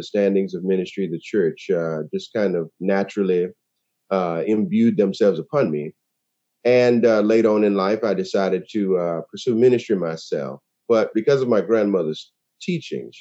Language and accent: English; West Palm Beach, Florida, United States; I was born in West Palm Beach, Florida, and I was a preacher's kid.